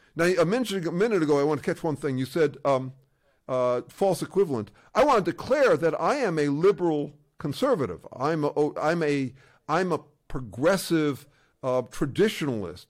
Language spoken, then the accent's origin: English; Chicago, Illinois, United States; I was in Chicago, and uh, to be honest, I was raised in an Orthodox school